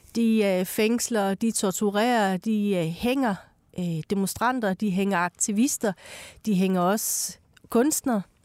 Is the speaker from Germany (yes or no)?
no; Iran; now in Denmark; jeg er født i Iran, i et teokratisk styre land